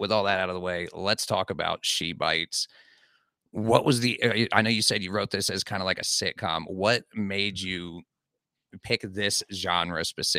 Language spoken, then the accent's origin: English; Columbus, Ohio, United States; I'm from Columbus, like, Ohio